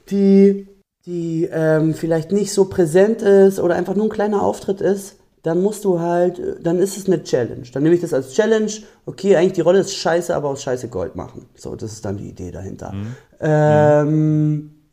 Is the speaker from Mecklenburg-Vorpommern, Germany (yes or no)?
no; Berlin, Germany; Und ich wohne zum Beispiel ganz am Rand von Berlin, wo ich aufgewachsen bin.